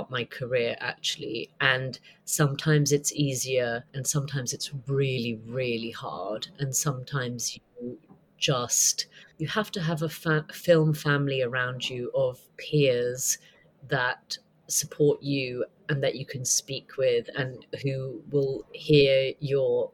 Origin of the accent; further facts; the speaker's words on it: United Kingdom; also born or lived in United States; I'm a Brit